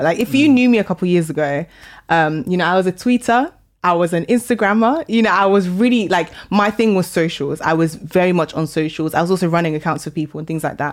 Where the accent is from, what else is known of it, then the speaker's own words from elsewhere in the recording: London, United Kingdom; also born or lived in Sheffield; I grew up in Northwest London.